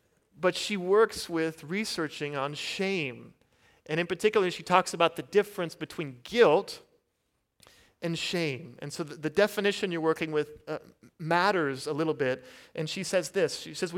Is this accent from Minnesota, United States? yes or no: no; Kansas, United States; And so I'm from Kansas, and so of course I don't have an accent, right?